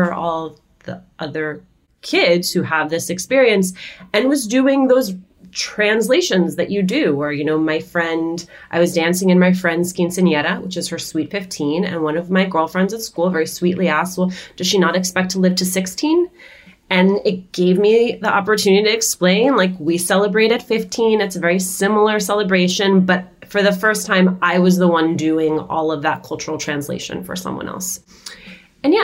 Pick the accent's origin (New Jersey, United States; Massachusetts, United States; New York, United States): New Jersey, United States; Union City; We grew up in Union City, New Jersey